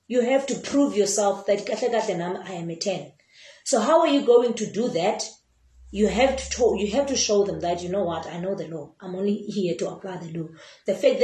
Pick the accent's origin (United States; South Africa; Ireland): South Africa; Eastern Cape; I come from the Eastern Cape.